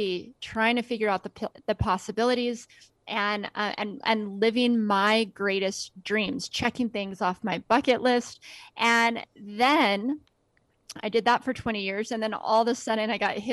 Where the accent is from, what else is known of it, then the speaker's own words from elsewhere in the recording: Las Vegas, Nevada, United States; grew up in Las Vegas.